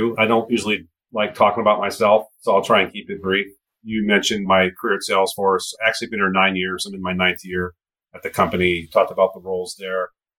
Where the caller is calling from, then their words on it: Redwood City, California, United States; I am currently in my home office in Redwood City, California, just south of San Francisco.